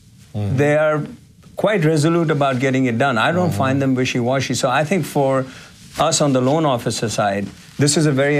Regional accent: Uttarakhand, India; now in United States; growing up in India, mm-hmm. the community that I come from is called the Garhwalis.

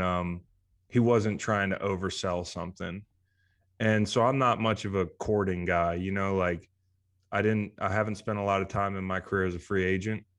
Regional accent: Virginia, United States; play college football in my hometown

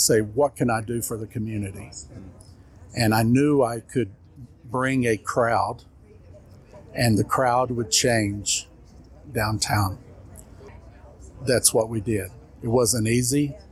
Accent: Benton, Arkansas, United States; also born or lived in Fort Worth, Texas; now in Loveland, United States; I was raised in central Arkansas in Benton, right outside of Hot Springs or south of Little Rock.

